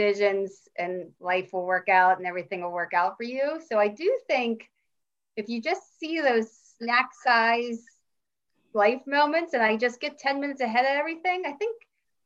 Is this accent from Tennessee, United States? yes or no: no; Pittsburgh, Pennsylvania, United States; accent: Yinzer; I'm from Pittsburgh, born and raised